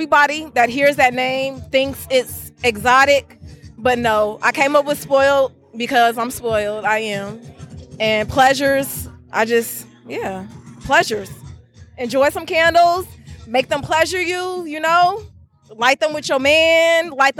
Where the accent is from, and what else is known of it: Alameda, California, United States